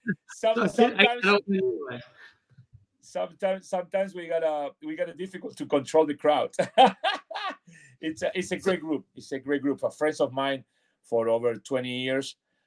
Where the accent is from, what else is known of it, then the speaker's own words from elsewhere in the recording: Argentina; moved away; because I moved from Argentina to Hoboken in 1980.